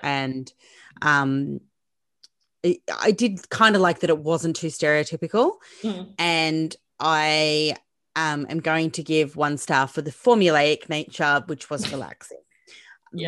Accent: Australia; I'm Australian.

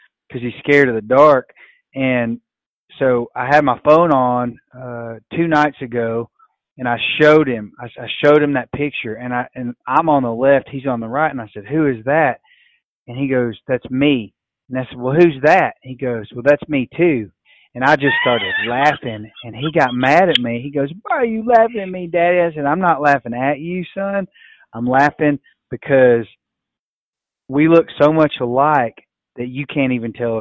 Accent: West Tennessee, United States; growing up in West Tennessee, we always hunted flooded

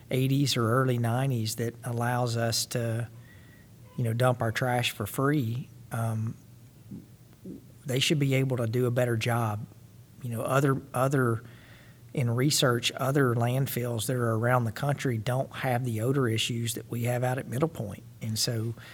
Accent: Missouri, United States; we're from Missouri, we're from the show me state.

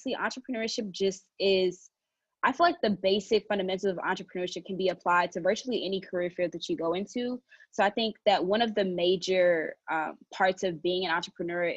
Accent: Nigeria; I'm Nigerian.

